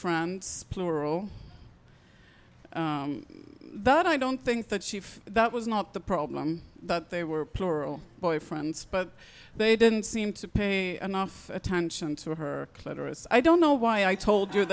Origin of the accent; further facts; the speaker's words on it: Sweden; I come from Sweden